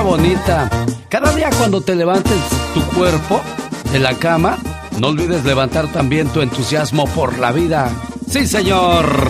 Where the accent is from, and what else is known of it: Veracruz, Mexico; moved away